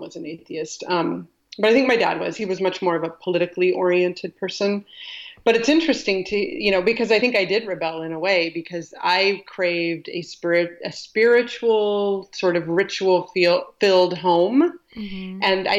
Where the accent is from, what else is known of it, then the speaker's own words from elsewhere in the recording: California, United States; also born or lived in Colorado; from second grade on, I grew up in California, but we moved around a lot within California.